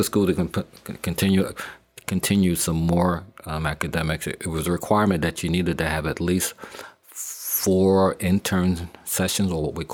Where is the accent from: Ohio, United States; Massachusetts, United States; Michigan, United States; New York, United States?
New York, United States; Long Island; I'm from Long Island, New York